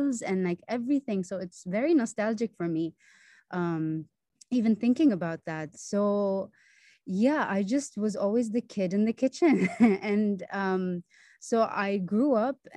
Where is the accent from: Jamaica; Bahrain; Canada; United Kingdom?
Bahrain; born and raised in Bahrain